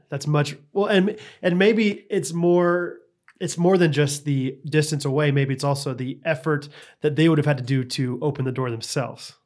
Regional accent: Midwest, United States; I'm from the Midwest, so I say eggs.

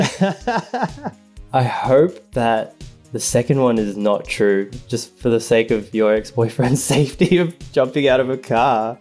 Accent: Sydney, New South Wales, Australia; moved away as an adult; now in Los Angeles, United States; I am from Sydney, Australia. I am 33 years old and now I live

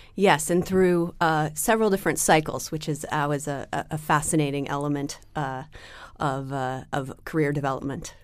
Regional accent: Seattle, Washington, United States; now in New York, United States; I grew up in Seattle

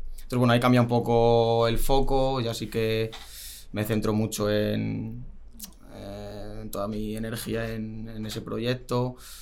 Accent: Getafe, Community of Madrid, Spain; now in Rivas-Vaciamadrid, Spain; yo nací en Madrid, eh, me crié normal con mis padres en en Getafe, luego pasamos a vivir a Rivas, que es donde vivo ahora

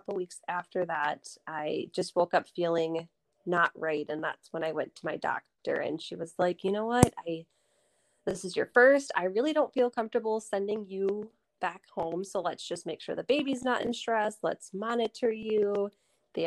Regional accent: Lake Country area, Oconomowoc, Wisconsin, United States; I live here in Oconomowoc with my husband. We are both from the Lake Country area

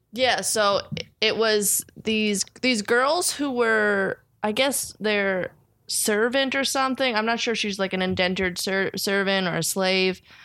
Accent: New Jersey, United States; I'm from New Jersey

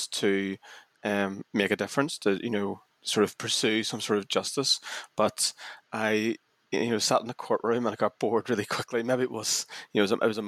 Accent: Northern Ireland, United Kingdom; I'm from Northern Ireland and I grew up towards the end of the Troubles

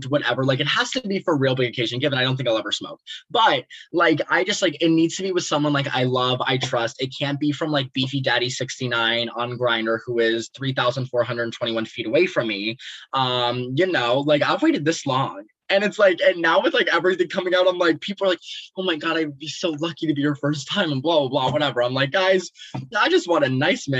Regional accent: Palm Harbor, Florida, United States; I'm from Palm Harbor, Florida

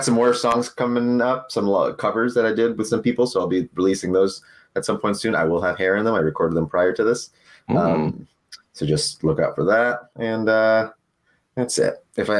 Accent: United States; first language Spanish; English is a second language; Yeah, we grew up, both my parents, when they came here to the US, they got jobs in a place where they spoke Spanish.

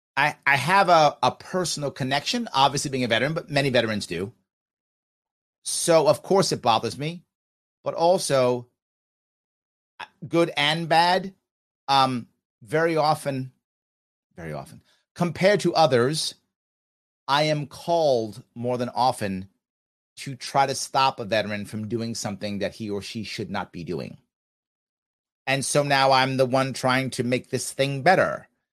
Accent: United States; I'm American.

